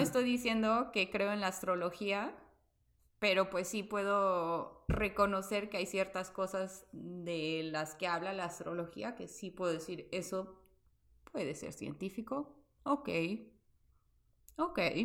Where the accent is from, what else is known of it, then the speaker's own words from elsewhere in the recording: Veracruz, Mexico; el hospital donde yo nací quedaba a tres cuadras de tu casa.